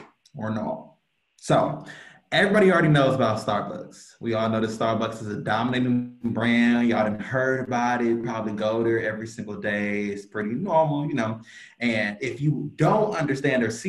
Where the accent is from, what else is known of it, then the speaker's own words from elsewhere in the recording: Cleveland, Ohio, United States; I'm from Cleveland, Ohio. Oh, yeah, I got to rep my 216